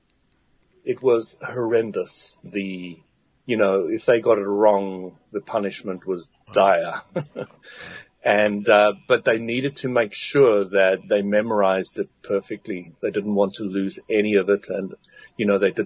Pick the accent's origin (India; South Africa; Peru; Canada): South Africa; I was brought up in South Africa